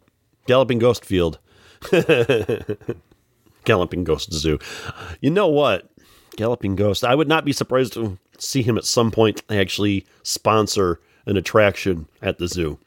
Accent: Joliet, Illinois, United States; also born or lived in Plainfield, Illinois / Morris, Illinois; I was born in Joliet

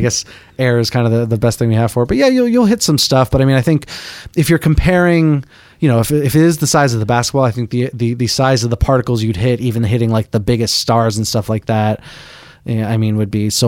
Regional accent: Boston, Massachusetts, United States; I'm from Boston

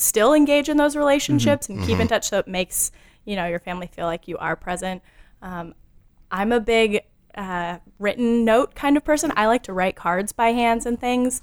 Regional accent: California, United States; moved away as an adult; staying in my home state, I'm from California originally

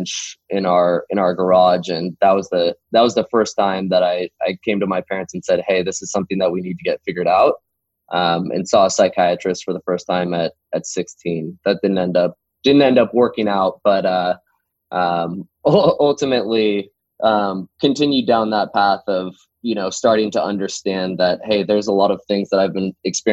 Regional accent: Tualatin, Oregon, United States; We're about 30 minutes outside of Tualatin, in my hometown that I grew up in.

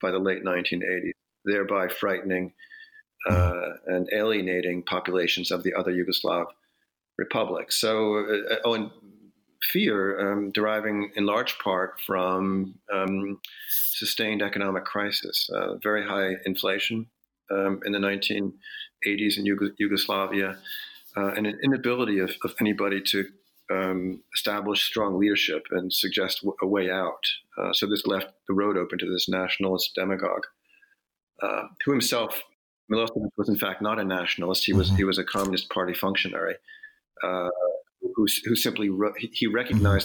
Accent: United States; also born or lived in Prague; an American liberal

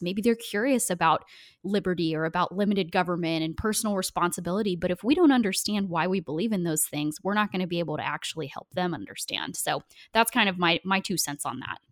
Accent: Portland, Oregon, United States; I grew up in Portland, Oregon

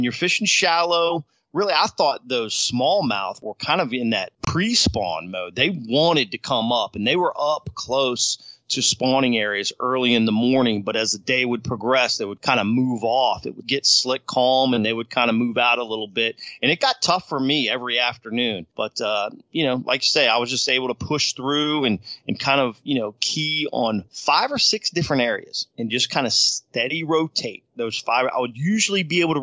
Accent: United States; growing up on the Potomac

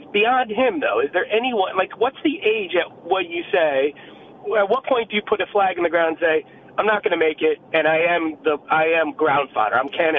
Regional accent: New York, United States; I'm from New York.

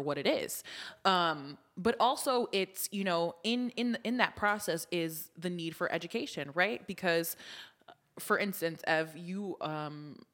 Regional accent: United States; I was born in the United States of America

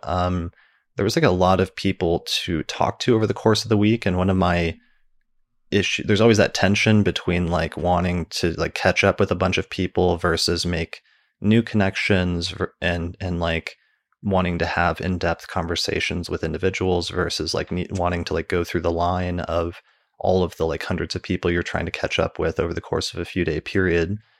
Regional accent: Denver, Colorado, United States; my hometown in Denver

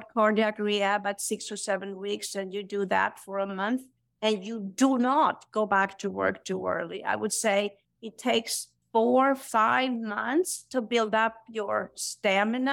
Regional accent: Sweden; moved away; I'm born and raised in Sweden

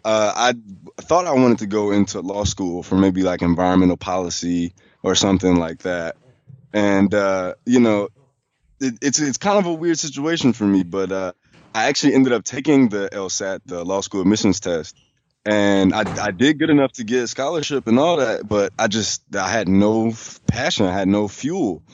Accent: Chicago, Illinois, United States; moved away as an adult; also born or lived in Charlotte; now in Washington, D.C., United States; I moved away from Chicago

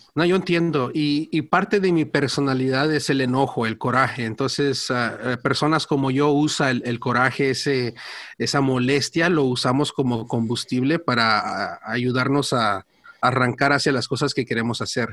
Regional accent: Orange County, California, United States; yo nací y crecí aquí en Estados Unidos, ah, aquí en el condado de Orange, en California

